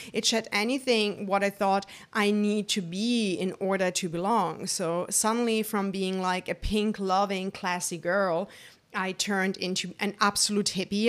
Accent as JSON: {"language": "English", "country": "Germany", "tie": "born or raised there", "said": "I'm born and raised in Germany by my wonderful family"}